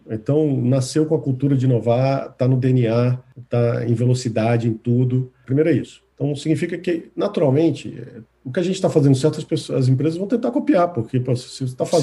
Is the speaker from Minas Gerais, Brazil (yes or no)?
no; Recife, Pernambuco, Brazil; now in Fortaleza, Brazil; Eu sou recifense, nasci em Recife, morei pouco tempo, mas voltei depois de casado a trabalho.